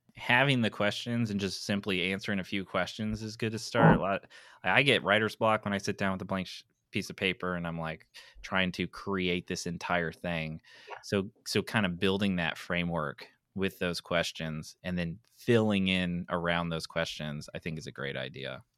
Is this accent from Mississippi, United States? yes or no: no; East Tennessee, United States; I'm from East Tennessee